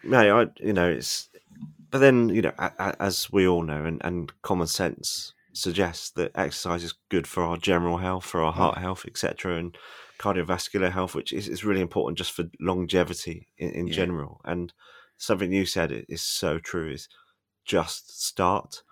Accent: Devon, South West England, United Kingdom; moved away as an adult; also born or lived in London; I grew up in De- a coastal town in Devon

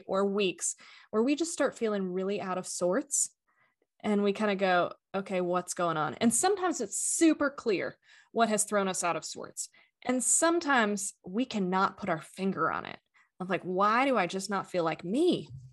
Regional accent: Atlanta, Georgia, United States; I am currently located in Atlanta, Georgia, um, grew up most of my life here

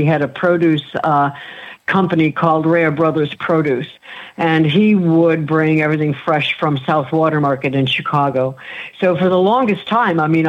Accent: northern Italy, Italy; I'm from Northern Italy and we don't use tomatoes.

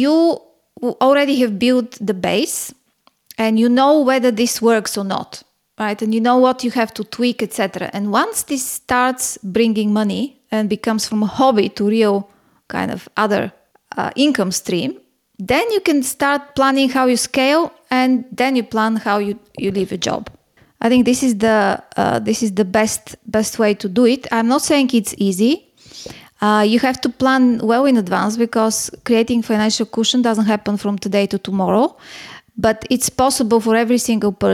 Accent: Bulgaria; moved away as an adult; also born or lived in Singapore / Hong Kong; now in Athens, Greece; I was born in Bulgaria, and by the time I was born, it was behind the Iron Curtain

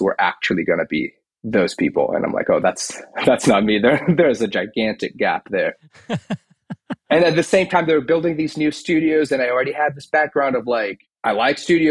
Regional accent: Rio de Janeiro, Brazil; I grew up in Brazil, born and raised in Rio.

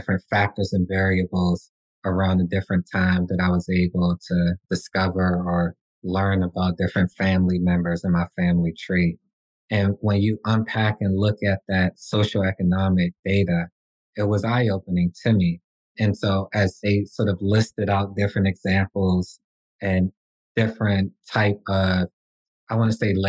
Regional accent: Washington, District of Columbia, United States; I'm from Washington, D.C.

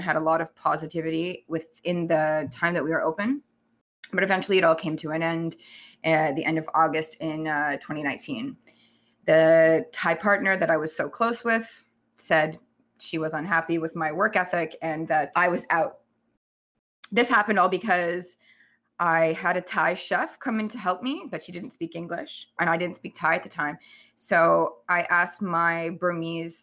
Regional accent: Canada; moved away as an adult; also born or lived in Thailand

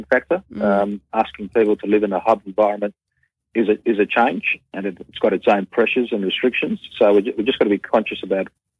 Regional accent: Victoria, Australia; Victoria, my home state

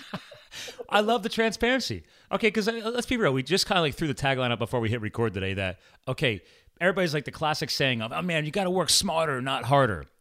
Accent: Flemington, New Jersey, United States; moved away; I was born in Hunterdon County, Flemington, New Jersey.

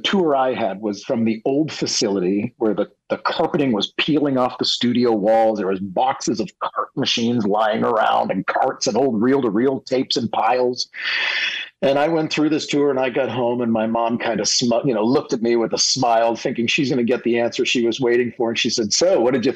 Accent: Worcester, Massachusetts, United States; I was born in a city that most people can never pronounce correctly, Worcester, Massachusetts

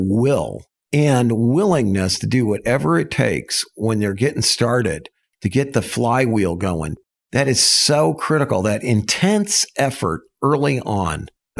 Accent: Texas, United States; And, you know, I'm from Texas and it's flat and it's concrete and it's hot, you know, and now here we are in the Ozark Mountains and I've got these, all these other Texans

